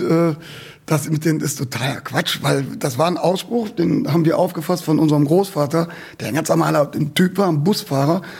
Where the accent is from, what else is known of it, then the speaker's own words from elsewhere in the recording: Cologne, North Rhine-Westphalia, Germany; bei uns in Köln-Nippes